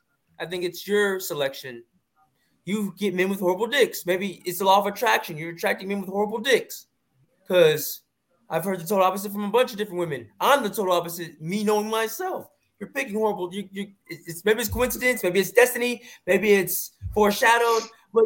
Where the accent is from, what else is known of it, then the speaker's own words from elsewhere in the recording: San Antonio, Texas, United States; I'm from San Antonio. I'm part of the plethora.